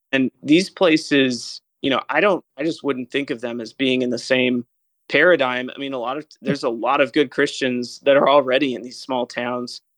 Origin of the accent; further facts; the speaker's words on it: Hartsville, Tennessee, United States; moved away; I grew up in Hartsville, uh, not far down the road from you